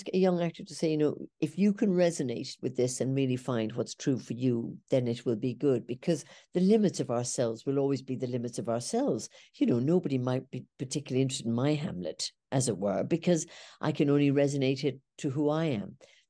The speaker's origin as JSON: {"language": "English", "country": "Ireland", "moved": "yes", "said": "because I came from Ireland. I went to England."}